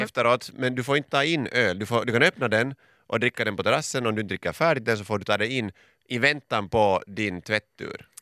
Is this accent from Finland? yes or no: yes; Finland; jag är finne